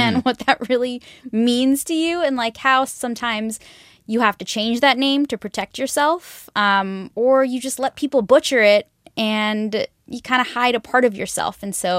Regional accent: Bay Area, California, United States; I'm from the Bay Area. Like I live in California.

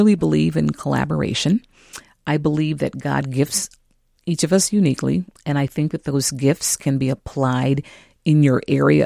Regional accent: California, United States; now in Minneapolis, United States; I'm from California

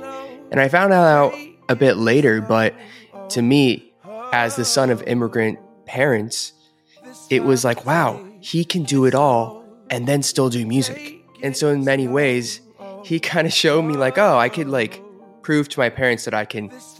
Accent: Atlanta, Georgia, United States; moved away as an adult; also born or lived in Boston / Korea; my hometown of Atlanta

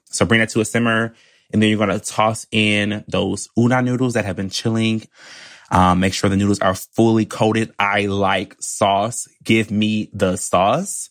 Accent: Michigan, United States; now in New York, United States; I'm from Michigan

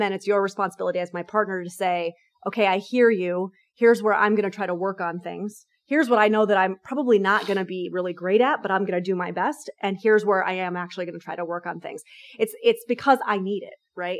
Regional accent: New York, United States; I'm a New Yorker

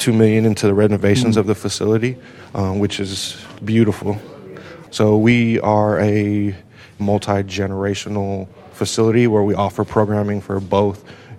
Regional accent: Las Vegas, Nevada, United States; also born or lived in Dominican Republic; I have been in Las Vegas since I was 3 years old. So I'm 34 now.

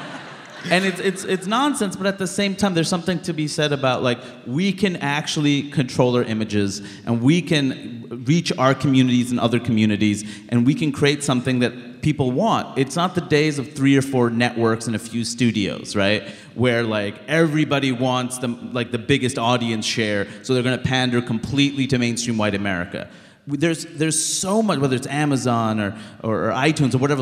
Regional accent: New York City, New York, United States; I grew up in Queens, New York

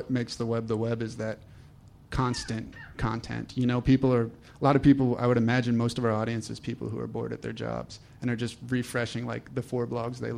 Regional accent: New Jersey, United States; moved away; I'm from New Jersey originally

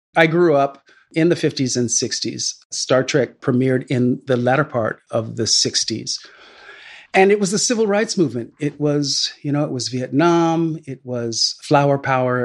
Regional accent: Sacramento, California, United States; a kid growing up in Northern California in Sacramento

